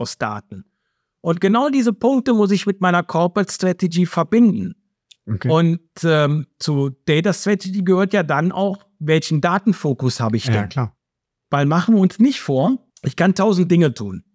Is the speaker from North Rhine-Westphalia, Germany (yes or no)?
yes; Cologne, North Rhine-Westphalia, Germany; accent: Rhenish dialect; ich komme aus Köln. Ne, das kann ich allein schon, das hört man, glaube ich, äh, zumindest den rheinischen Dialekt. Den kann ich nicht verleugnen.